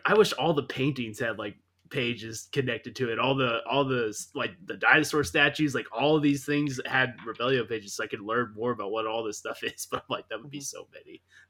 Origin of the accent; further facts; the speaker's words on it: United States; as an American